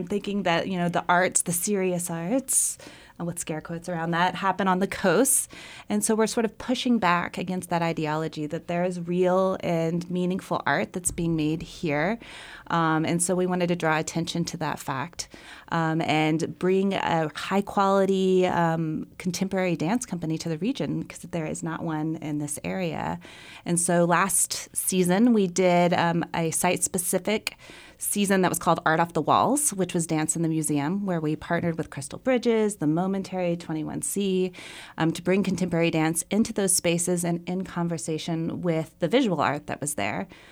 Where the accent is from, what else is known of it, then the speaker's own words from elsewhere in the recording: Fort Smith, Arkansas, United States; moved away as an adult; also born or lived in New York; I grew up in Fort Smith, Arkansas